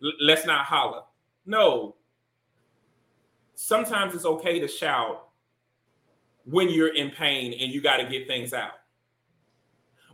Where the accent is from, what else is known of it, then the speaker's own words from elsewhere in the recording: Deep South, United States; growing up in the Deep South